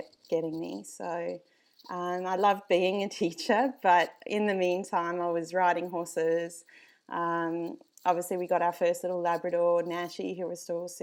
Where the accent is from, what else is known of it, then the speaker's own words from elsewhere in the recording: South Africa; now in Australia; I grew up in South Africa, if you can't hear the accent.